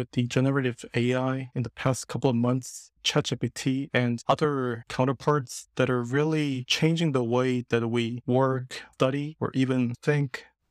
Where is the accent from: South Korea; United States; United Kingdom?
South Korea; from South Korea, and I'm an avid daydreamer.